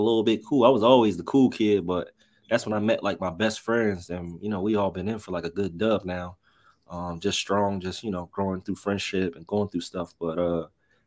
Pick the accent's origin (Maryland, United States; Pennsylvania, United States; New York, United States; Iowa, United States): Pennsylvania, United States; Norristown; I'm originally from Norristown, so I'm probably about 20-25 minutes outside of Philadelphia